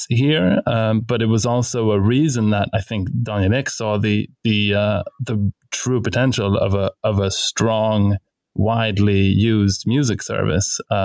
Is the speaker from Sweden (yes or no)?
yes; Stockholm, Stockholm County, Sweden; we're both from Stockholm